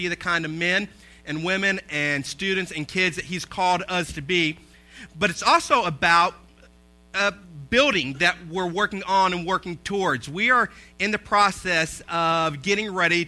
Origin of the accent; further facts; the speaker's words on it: Southeast Tennessee, United States; Ben and I, we grew up in church in Southeast Tennessee.